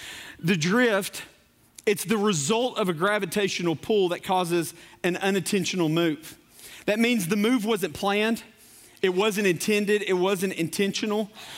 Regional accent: Corbin, Kentucky, United States; also born or lived in Knoxville, United States; I was born in Knoxville. I was raised in Corbin because my dad was in the coal business. And I've lived as far east as Paintsville, as far west as Wycliffe, as far north as Louisville, and just about every city in between that.

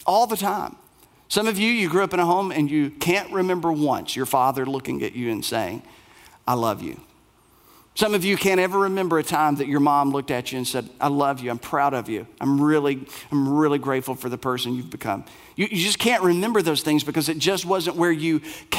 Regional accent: Bell County, Kentucky, United States; moved away; I was raised in Bell County, Kentucky

